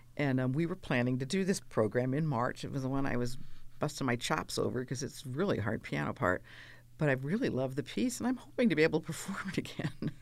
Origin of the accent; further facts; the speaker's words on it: California, United States; also born or lived in Pennsylvania / Maryland / New York; I'm basically a Californian since I was five